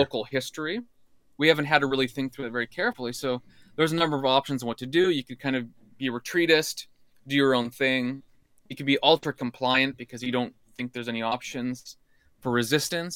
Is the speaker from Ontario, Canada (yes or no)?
no; Alberta, Canada; moved away; also born or lived in British Columbia / United States; I grew up in Alberta, well, B C in Alberta